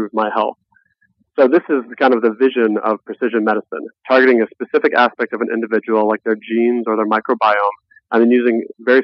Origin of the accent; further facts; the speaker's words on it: Nebraska, United States; I was born in Nebraska